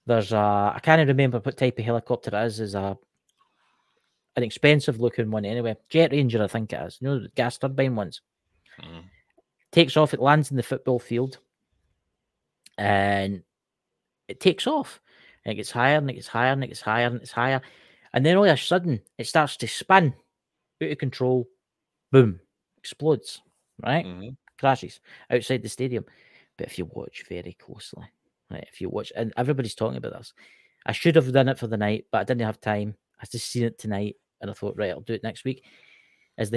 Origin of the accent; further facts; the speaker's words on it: Scotland, United Kingdom; I'm Scotland. I'm from Scotland, obviously. Tell my accent